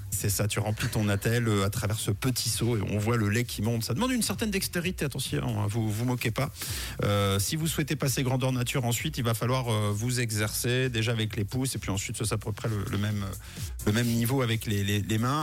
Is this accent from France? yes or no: no; Switzerland; chez nous en Suisse